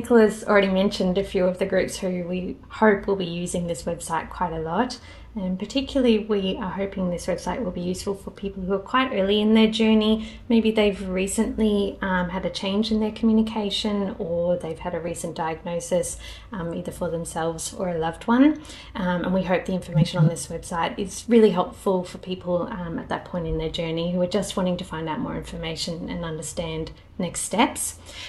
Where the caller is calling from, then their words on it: Perth, Western Australia, Australia; I'm joining from Wajak Noongarbuja in beautiful Burleigh, Perth today.